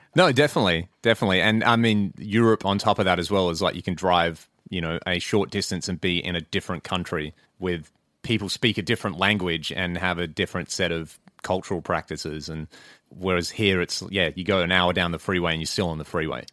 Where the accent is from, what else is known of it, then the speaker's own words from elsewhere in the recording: Western Australia, Australia; we're all from Western Australia